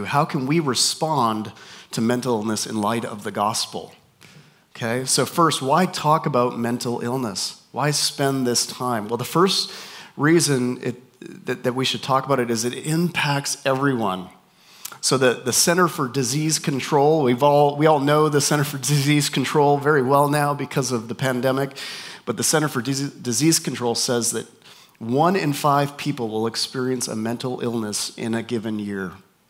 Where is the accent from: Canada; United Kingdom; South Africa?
Canada; also born or lived in North Carolina / Minnesota / Texas; now in Southern California, United States; We moved up to Canada, where I'm from. So if you hear my accent and you're wondering where is this guy from, my accent is just confused. Spent time in North Carolina, in Minnesota, here, and back in Canada. Now we're in Southern California